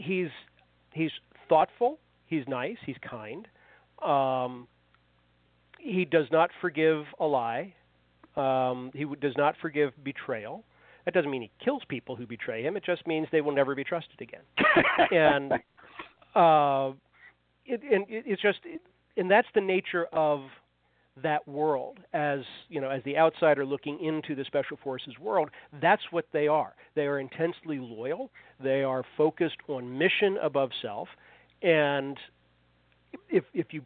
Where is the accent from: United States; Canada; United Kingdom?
United States; Fairfax County, Virginia; I grew up in Fairfax County, Virginia, which is outside Washington, D.C., now I still live within 6 or 8 miles of the house I grew up in.